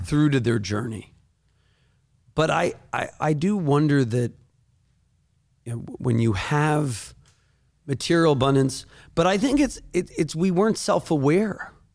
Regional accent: Northeast, United States; I'm not from Tennessee. I'm not from the Bible Belt. I'm from the Northeast

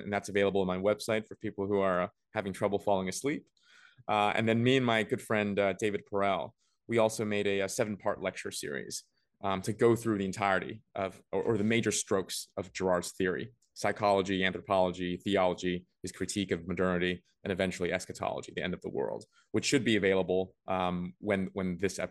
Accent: Beijing, China; also born or lived in Vancouver; I was born and raised between Beijing. Well, I was born only in Beijing, but I was raised between Beijing and Vancouver.

